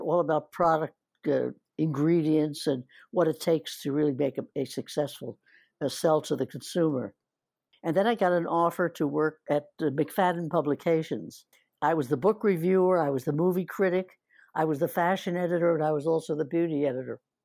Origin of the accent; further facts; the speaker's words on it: New Jersey, United States; moved away as an adult; also born or lived in Philadelphia / Atlantic City / New York; I'm a New Jersey girl up till getting out of the high school